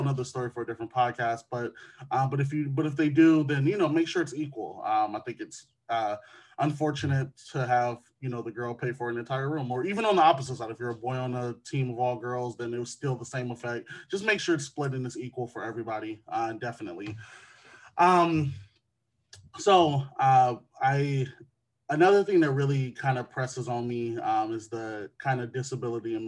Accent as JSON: {"language": "English", "region": "Wisconsin", "country": "United States", "tie": "born or raised there", "said": "my home state of Wisconsin"}